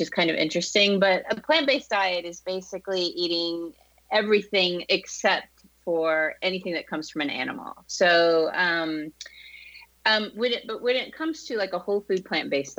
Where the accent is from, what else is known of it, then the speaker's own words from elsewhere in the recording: Boston, Massachusetts, United States; moved away as an adult; now in Southern California, United States; I'm from Boston originally